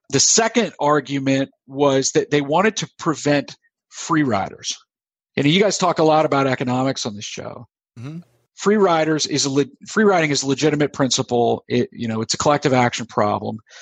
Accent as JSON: {"language": "English", "country": "United States", "tie": "born or raised there", "also_born_or_lived": "South Carolina / Florida", "moved": "yes", "lives_now": "Pennsylvania, United States", "said": "I grew up in South Carolina and Florida, where I would not have observed a lot of the problems that we've seen up here in Pennsylvania"}